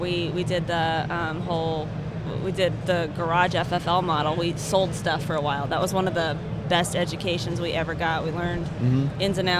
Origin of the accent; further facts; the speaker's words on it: Maryland, United States; moved away as an adult; also born or lived in California; I grew up in Maryland. Transferred out to California to finish school.